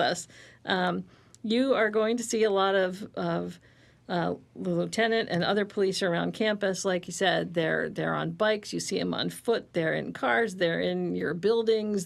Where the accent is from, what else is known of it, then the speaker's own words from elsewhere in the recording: Ohio, United States; moved away; I grew up in Ohio